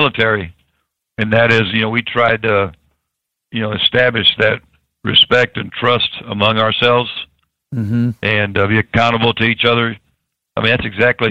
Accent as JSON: {"language": "English", "town": "Tampa", "region": "Florida", "country": "United States", "tie": "born or raised there", "said": "I was born in Tampa"}